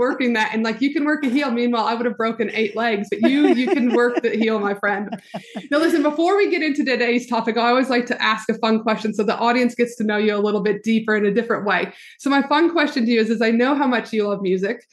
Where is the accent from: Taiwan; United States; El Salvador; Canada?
Canada; the white girl Canadian hips